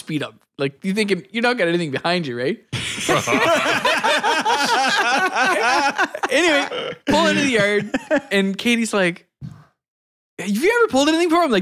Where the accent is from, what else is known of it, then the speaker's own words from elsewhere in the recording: Miramichi, New Brunswick, Canada; also born or lived in Fredericton; We told him we're from Miramichi.